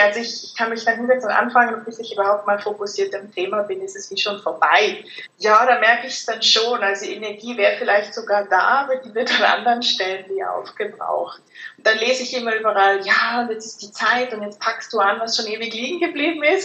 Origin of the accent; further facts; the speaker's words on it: Germany; moved away as an adult; now in Zurich, Switzerland; wie man hört, bin ich aus Deutschland, wohne jetzt seit fast 10 Jahren